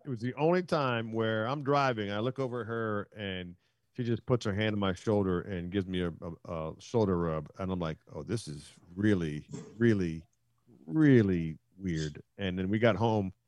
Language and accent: English; Silver Spring, Maryland, United States; I'm from Silver Spring, Maryland